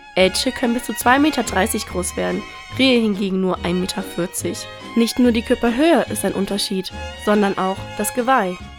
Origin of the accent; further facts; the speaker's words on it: Bavaria, Germany; Bei uns in Bayern